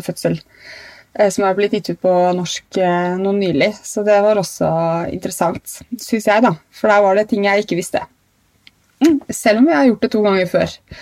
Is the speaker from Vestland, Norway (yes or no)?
no; Trondheim, Trøndelag, Norway; Jeg ble født på Stiftelsen i Trondheim